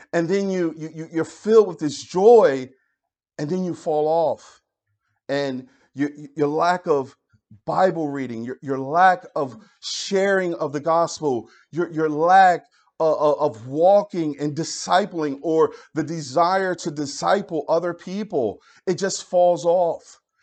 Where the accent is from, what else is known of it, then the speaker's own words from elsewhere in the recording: Philadelphia, Pennsylvania, United States; I grew up in Philadelphia